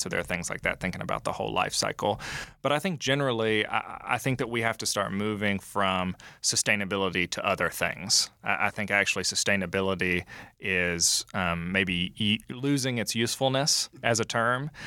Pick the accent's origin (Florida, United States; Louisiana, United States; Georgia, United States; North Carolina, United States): Georgia, United States; LaGrange; I grew up in LaGrange, Georgia, so I'm Georgia born and raised